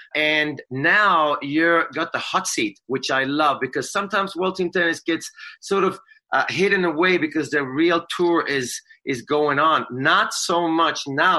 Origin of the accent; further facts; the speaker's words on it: Sweden; now in United States; I'm a Swede.